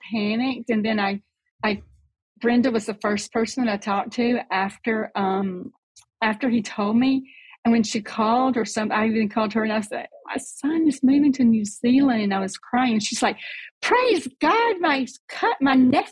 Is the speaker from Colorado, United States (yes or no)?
no; Selma, Alabama, United States; So I grew up in Selma, Alabama.